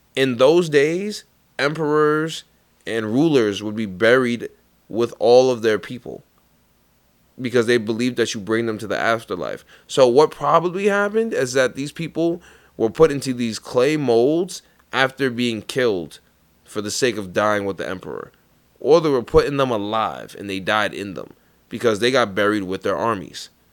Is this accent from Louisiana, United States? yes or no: no; New York, United States; accent: New York; my New York accent